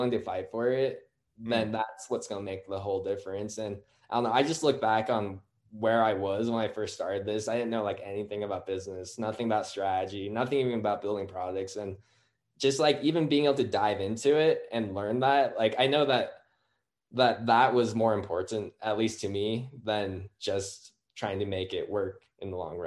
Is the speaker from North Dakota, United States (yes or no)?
no; Utah, United States; born and raised in Utah